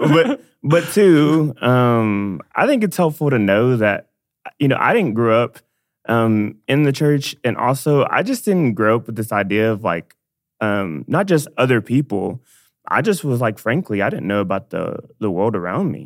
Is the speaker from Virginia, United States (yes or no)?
no; Dallas, Texas, United States; I'm from Dallas, born and raised.